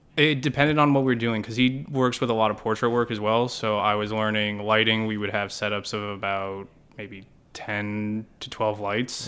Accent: Hollis, New Hampshire, United States; moved away as an adult; also born or lived in Purdue University, Indiana / Boston; I grew up, uh, in Southern New Hampshire in a small, uh, kinda town called Hollis

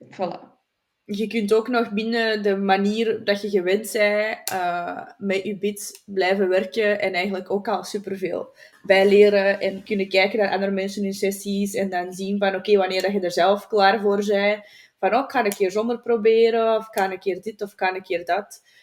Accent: Flanders, Belgium; bij ons in Vlaanderen

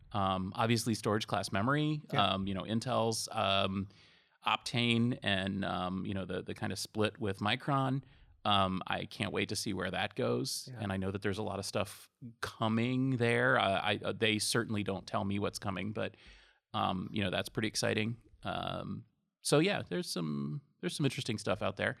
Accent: Massachusetts, United States; I'm from Massachusetts

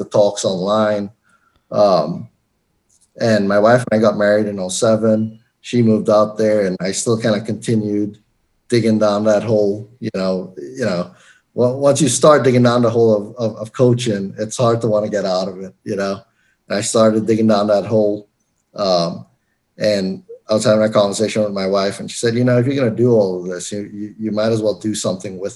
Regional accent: Trinidad & Tobago; born or raised there; moved away as an adult; also born or lived in Florence, South Carolina; now in Colorado, United States

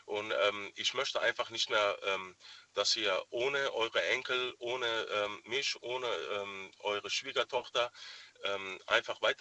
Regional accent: Germany; Also ich bin in Deutschland geboren, aufgewachsen. Ich kenne eigentlich zu 95 Prozent nur die deutsche Kultur.

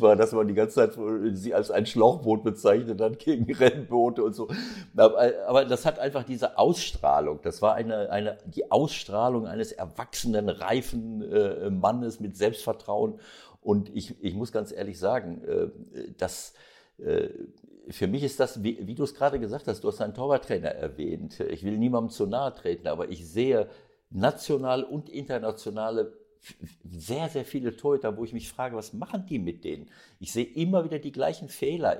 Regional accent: Bielefeld region, North Rhine-Westphalia, Germany; born or raised there

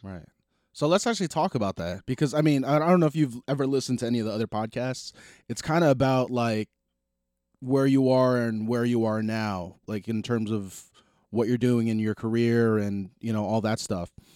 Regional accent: New Jersey, United States; we're extremely proud to be from jersey

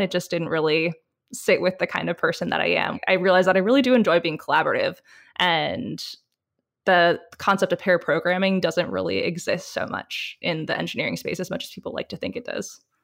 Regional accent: Michigan, United States; moved away; coming from Michigan

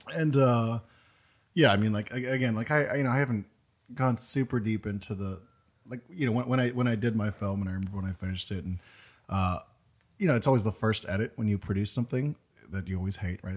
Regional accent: East Coast, United States; moved away; I'm from the East Coast

